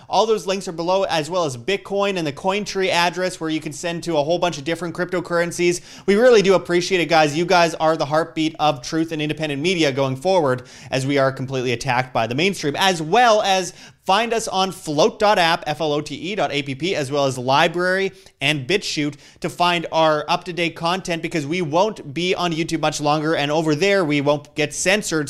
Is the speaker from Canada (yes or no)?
yes; Canada; I'm from Canada